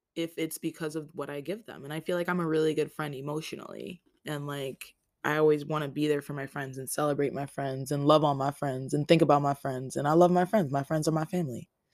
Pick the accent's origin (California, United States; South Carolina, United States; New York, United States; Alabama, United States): New York, United States; New York City; I was born in Rikers Island.